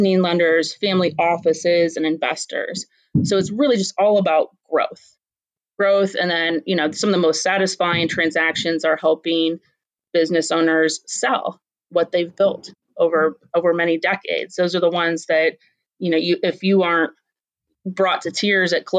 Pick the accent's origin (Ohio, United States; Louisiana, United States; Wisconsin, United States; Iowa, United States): Ohio, United States; Columbus; also born or lived in Akron, Ohio; for the most of my childhood, I grew up in Columbus